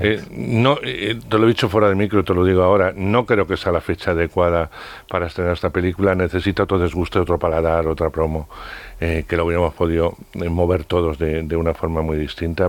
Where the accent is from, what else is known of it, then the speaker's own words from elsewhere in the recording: Castile, Spain; yo que soy de Castilla y he tenido abuelos, eh, tíos, etcétera, dedicados al mundo del campo